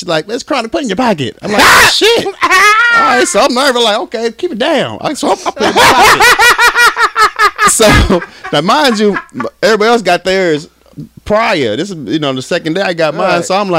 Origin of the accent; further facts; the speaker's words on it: Arkansas, United States; I'm from Arkansas